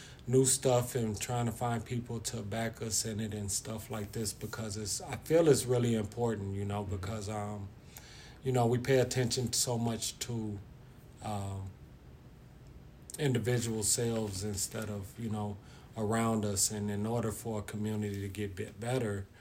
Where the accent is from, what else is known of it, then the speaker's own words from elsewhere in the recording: Chicago, Illinois, United States; now in Rochester, United States; I'm from Chicago. I've been here, though, 20-some years